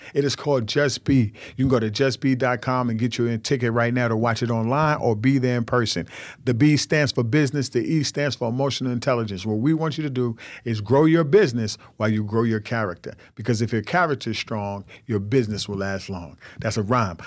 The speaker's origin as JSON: {"language": "English", "country": "Nigeria", "said": "I'm Nigerian."}